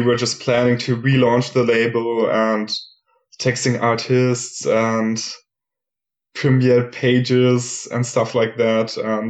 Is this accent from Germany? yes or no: yes; Germany; moved away as an adult; also born or lived in Valencia, Spain; now in Leipzig, Germany; I'm from Germany originally